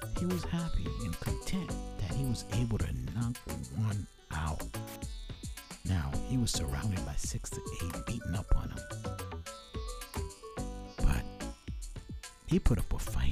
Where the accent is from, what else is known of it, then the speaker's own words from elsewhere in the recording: Brooklyn, New York, United States; also born or lived in Jersey Shore, New Jersey; I grew up partially in Brooklyn and the Jersey Shore.